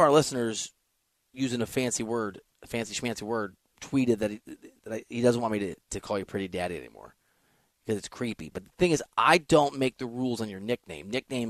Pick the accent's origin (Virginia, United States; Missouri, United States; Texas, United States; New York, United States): Missouri, United States; moved away; Missouri, where I'm from, where I went to college, is the Show Me State.